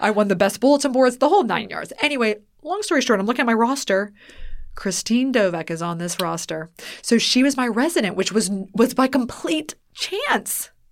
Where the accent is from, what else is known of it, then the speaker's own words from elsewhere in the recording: Weirton, West Virginia, United States; moved away; I grew up in Weirton, West Virginia, which is right west of Pittsburgh